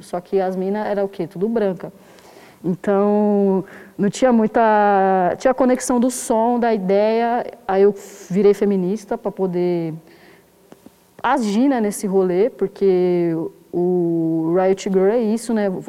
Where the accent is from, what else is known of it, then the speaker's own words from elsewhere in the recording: São Paulo, Brazil; eu nasci em 1990 na zona sul de São Paulo, no Jardim Ângela